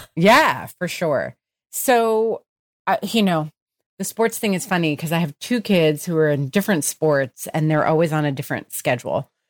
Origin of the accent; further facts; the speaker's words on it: New Jersey, United States; I grew up in New Jersey